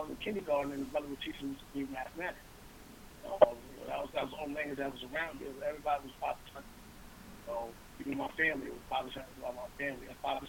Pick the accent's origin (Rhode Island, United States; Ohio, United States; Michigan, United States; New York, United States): New York, United States; Beacon; I grew up in Beacon, New York